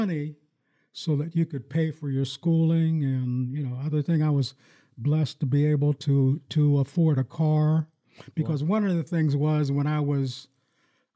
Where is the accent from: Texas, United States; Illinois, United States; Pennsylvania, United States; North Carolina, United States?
Pennsylvania, United States; Farrell; now in Lansing, United States; I grew up in my hometown in Farrell, Pennsylvania